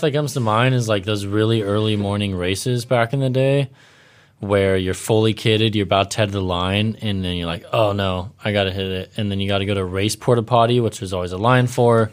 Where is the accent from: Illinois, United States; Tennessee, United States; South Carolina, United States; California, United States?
California, United States; Ventura; where I grew up in Ventura